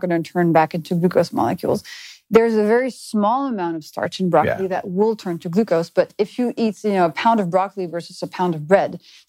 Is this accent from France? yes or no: yes; France; In France.